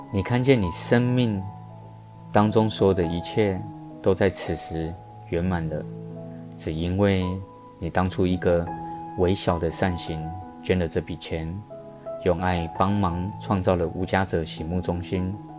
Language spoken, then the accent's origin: Chinese; Taipei, Taiwan; 台北车站其实是一个我们台北人的门面呢